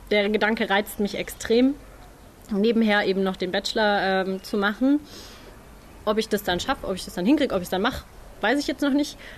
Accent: Tübingen, Baden-Württemberg, Germany; Nein, ich komme tatsächlich aus Tübingen, ähm, aus so einem ganz kleinen Kaff eher daneben.

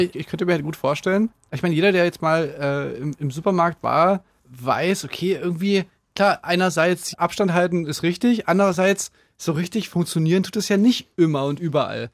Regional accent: Saxony, Germany; bei uns in Sachsen

